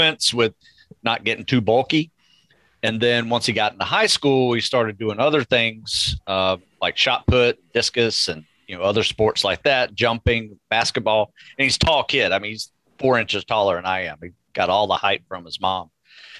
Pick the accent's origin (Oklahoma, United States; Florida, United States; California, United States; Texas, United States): Florida, United States; North; I grew up in North Florida